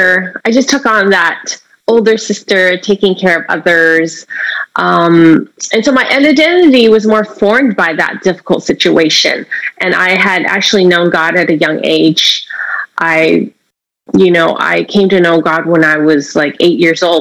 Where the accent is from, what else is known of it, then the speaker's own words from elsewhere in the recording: San Francisco, California, United States; I was born in San Francisco, Chinatown. My mother was a mail order bride from Hong Kong, and my father was a busboy in a noodle shop. And here in San Francisco, I grew up